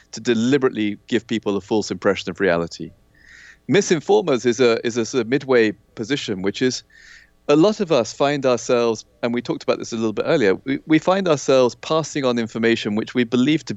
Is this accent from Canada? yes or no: no; Kenya; I grew up in Kenya in Africa